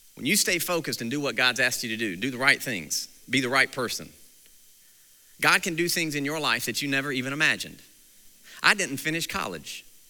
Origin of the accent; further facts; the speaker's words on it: Mount Airy, North Carolina, United States; I grew up in Mount Airy, North Carolina